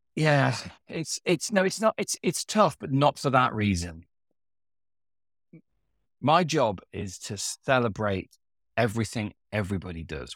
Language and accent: English; Hinckley, East Midlands, United Kingdom; I grew up in Hinckley